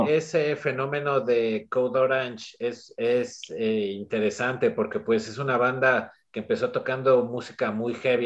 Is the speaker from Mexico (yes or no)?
yes; Mexico; como mexicano